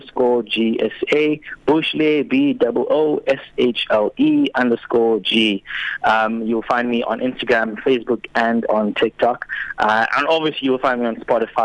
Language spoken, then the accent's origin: English; Uitenhage, Eastern Cape, South Africa; also born or lived in Port Elizabeth (Gqeberha); now in Gqeberha, South Africa; I was born in Uitenhage, a town just outside of Port Elizabeth, which is now Eqeberha.